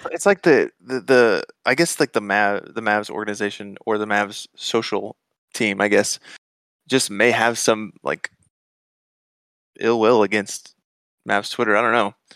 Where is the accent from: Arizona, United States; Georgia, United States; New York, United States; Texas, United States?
Georgia, United States; Atlanta; moved away as an adult; now in Dallas, United States; I grew up in Atlanta, and, um, lived there my whole life and moved to Dallas in, in, like, twenty eighteen